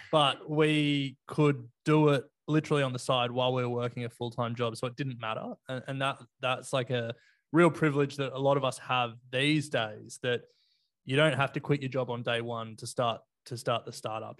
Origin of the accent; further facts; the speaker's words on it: Sydney, New South Wales, Australia; also born or lived in Canberra / Melbourne; I grew up in Sydney